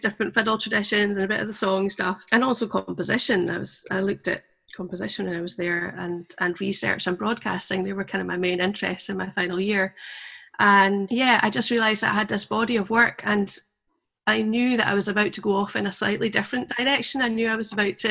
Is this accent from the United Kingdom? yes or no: yes; the Borders, Scotland, United Kingdom; also born or lived in Glasgow; I grew up in the Borders